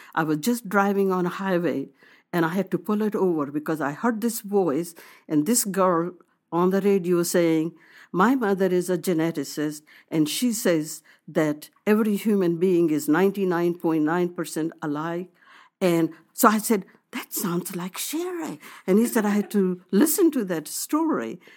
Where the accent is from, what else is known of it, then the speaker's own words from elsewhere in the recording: India; moved away as an adult; now in United States; I wanted to be proud of my nationality, that I come from India